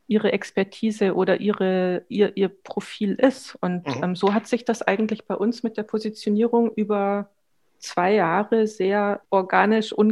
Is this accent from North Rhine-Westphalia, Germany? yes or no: no; Munich, Bavaria, Germany; now in Berlin, Germany; bin ursprünglich aus München, bin seit 20 Jahren in Berlin und bin auch jetzt gerade ähm, aus Berlin zugeschaltet.